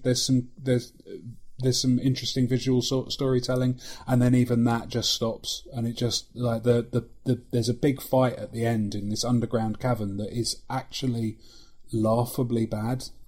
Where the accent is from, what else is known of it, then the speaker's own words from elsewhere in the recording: London, United Kingdom; accent: London; moved away; can you hear London creeping into my accent